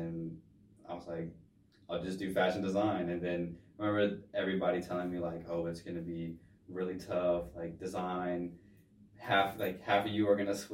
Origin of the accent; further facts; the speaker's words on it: Middletown, Ohio, United States; I'm from Cincinnati, Ohio, specifically Middletown, Ohio, which is technically a suburb of Cincinnati